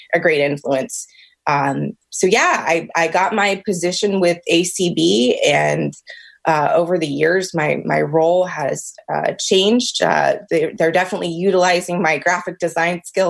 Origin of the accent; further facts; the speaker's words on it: Alexandria, Virginia, United States; also born or lived in Richmond, Virginia / Washington, D.C. area; I am actually Virginia born and raised. I was born in Alexandria